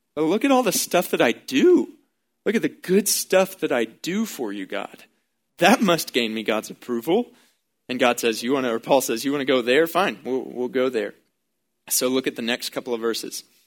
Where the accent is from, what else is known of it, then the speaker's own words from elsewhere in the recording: Baytown, Texas, United States; growing up in Baytown, Texas